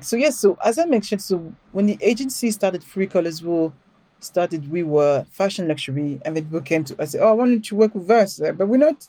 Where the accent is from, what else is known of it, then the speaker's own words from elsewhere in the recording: Paris, Île-de-France, France; accent: French; English is a second language; moved away as an adult; now in London, United Kingdom; I grew up in Paris, but I grew up in a ghetto